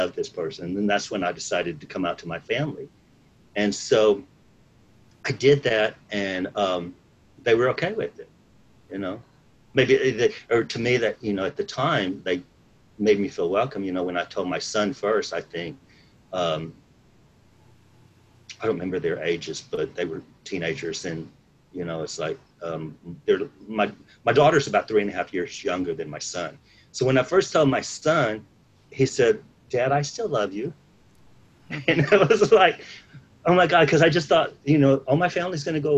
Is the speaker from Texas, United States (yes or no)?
yes; San Antonio, Texas, United States; moved away as an adult; also born or lived in Dallas, Texas; I grew up in San Antonio in South Texas. And I moved to Dallas, Texas in June of 1998.